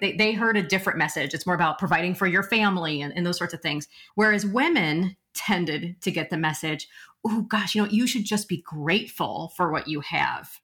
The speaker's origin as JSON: {"language": "English", "region": "Nebraska", "country": "United States", "tie": "born or raised there", "also_born_or_lived": "Omaha", "said": "I'm from Nebraska"}